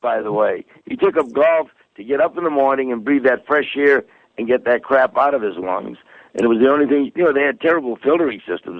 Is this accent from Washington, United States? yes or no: no; Massachusetts, United States; moved away; I'm originally from Massachusetts